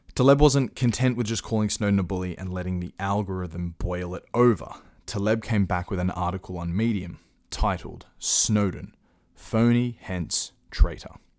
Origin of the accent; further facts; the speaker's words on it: Australia; I'm an Australian